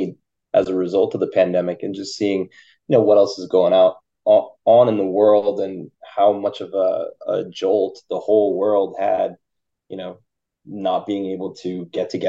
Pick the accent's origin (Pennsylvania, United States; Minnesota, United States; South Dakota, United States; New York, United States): New York, United States; Westchester; also born or lived in Philadelphia; now in New York City, United States; I'm from Westchester originally, so I grew up like about a half hour, 45 minutes outside the city, tri-state area